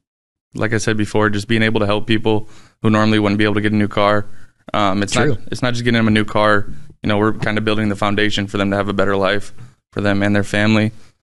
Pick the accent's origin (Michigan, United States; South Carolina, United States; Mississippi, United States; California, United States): Michigan, United States; Niles; Niles, Michigan.